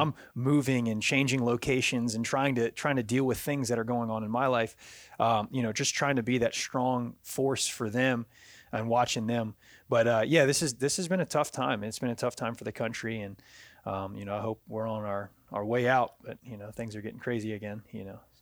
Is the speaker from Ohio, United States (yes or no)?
no; Virginia, United States; also born or lived in Louisiana; now in Jacksonville, United States; I'm from Virginia originally